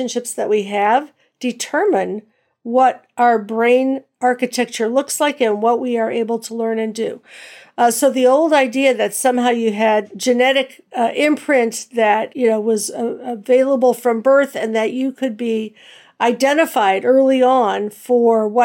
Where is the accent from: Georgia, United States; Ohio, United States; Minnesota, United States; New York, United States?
Ohio, United States; Cleveland; moved away as an adult; also born or lived in New Jersey / Philadelphia; Grew up in Cleveland and taught in New Jersey and Philadelphia